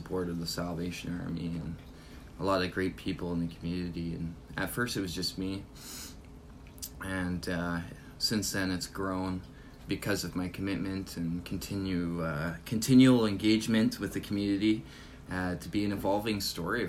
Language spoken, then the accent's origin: English; Thunder Bay, Ontario, Canada; born or raised there; also born or lived in Brampton, Ontario / Newfoundland